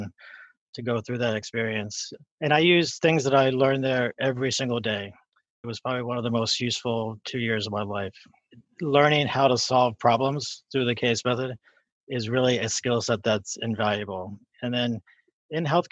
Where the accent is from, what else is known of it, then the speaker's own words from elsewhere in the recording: West Virginia, United States; moved away; So I grew up in West Virginia, and I went to undergrad in West Virginia